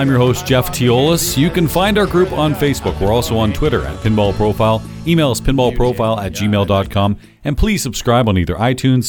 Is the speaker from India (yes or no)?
no; Canada; Well, we're Canadian.